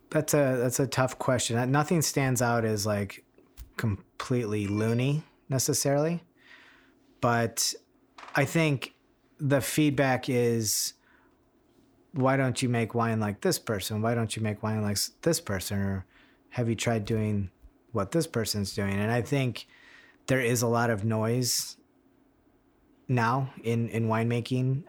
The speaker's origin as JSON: {"language": "English", "region": "Michigan", "country": "United States", "tie": "born or raised there", "moved": "as an adult", "lives_now": "Sonoma, United States", "said": "growing up in Michigan"}